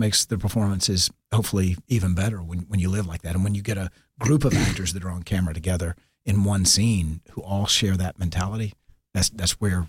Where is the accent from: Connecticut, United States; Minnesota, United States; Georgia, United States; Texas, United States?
Georgia, United States; Marietta; I'm this redneck from Marietta that, you know, to me, acting was film and TV.